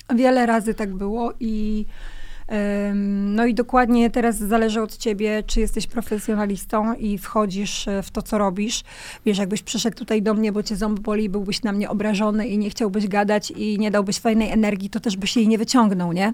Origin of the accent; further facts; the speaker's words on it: Kwidzyn, Pomeranian Voivodeship, Poland; ja pochodzę z Kwidzyna, z mojego miasta